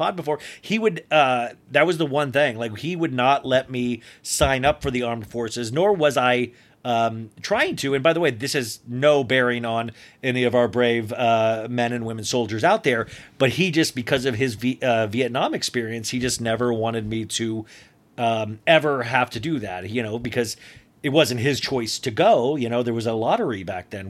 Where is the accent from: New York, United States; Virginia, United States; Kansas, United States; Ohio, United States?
Kansas, United States; Olathe; the girl on my street that I grew up on in Olathe, Kansas